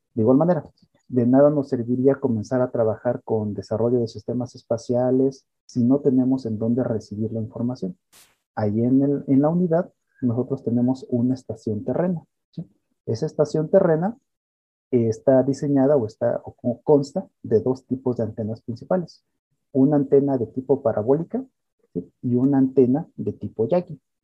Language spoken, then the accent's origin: Spanish; Querétaro, Mexico; Yo soy queretano completamente